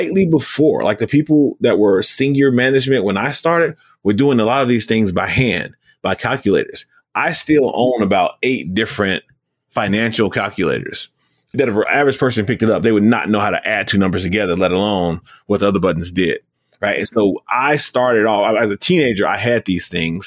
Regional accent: Gary, Indiana, United States; I grew up in Gary

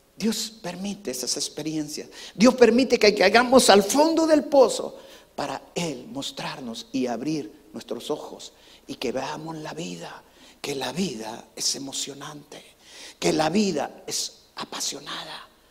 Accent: El Salvador; now in United States; cuando nosotros crecimos allá en El Salvador

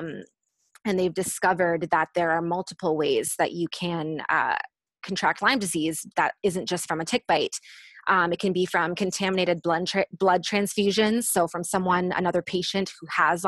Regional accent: Canada; I'm from Canada

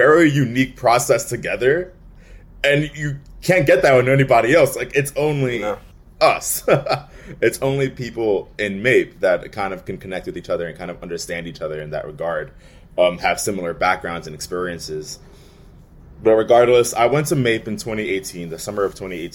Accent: New York City, New York, United States; I'm from the Bronx

